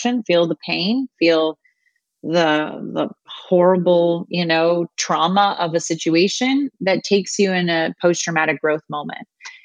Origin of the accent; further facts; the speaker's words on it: Canada; moved away as an adult; also born or lived in London, Ontario; now in United States; I'm Canadian